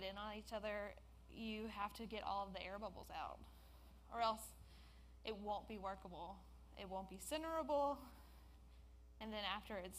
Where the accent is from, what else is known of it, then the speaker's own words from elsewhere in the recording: Jackson, Mississippi, United States; I was born and raised in Jackson